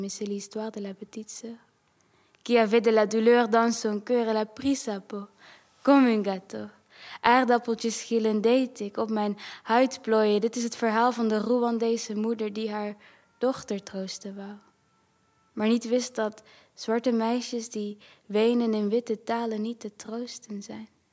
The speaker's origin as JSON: {"language": "Dutch", "country": "Netherlands", "tie": "born or raised there", "said": "ik ben in Nederland opgegroeid ook."}